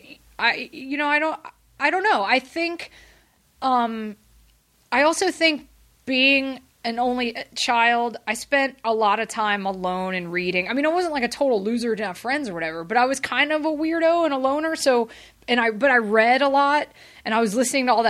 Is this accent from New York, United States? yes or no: no; Atlanta, Georgia, United States; also born or lived in England; I grew up in Atlanta